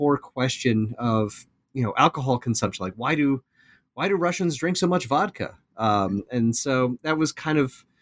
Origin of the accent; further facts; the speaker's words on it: Iowa, United States; moved away; I'm originally from the Midwest, from Iowa